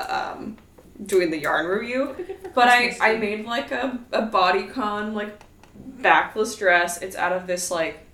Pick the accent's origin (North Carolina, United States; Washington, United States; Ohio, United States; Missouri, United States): Washington, United States; now in Los Angeles, United States; We're from Washington where it rains all the time